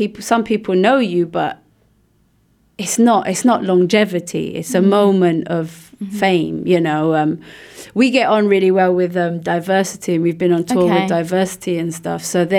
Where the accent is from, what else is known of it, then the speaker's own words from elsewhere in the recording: Luxembourg; With my company, and then I'm from Luxembourg, and yeah. I had my roots here before I left.